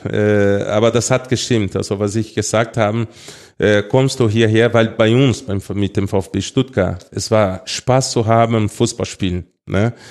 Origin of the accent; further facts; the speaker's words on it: Brazil; German is a second language; moved away; also born or lived in Munich, Germany; Also klar, Brasilien, äh, bin aufgewachsen in Brasilien, in Brasilien geboren, aber die Zeit, dass ich hier in Deutschland gelebt habe äh, und sogar in München, das sechs Jahren war, es war sehr schön.